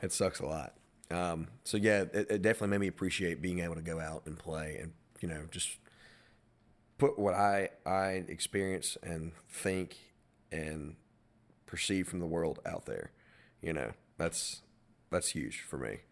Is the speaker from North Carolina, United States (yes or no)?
yes; Madison, North Carolina, United States; I'm from Moreland Cove and, like, the Madison area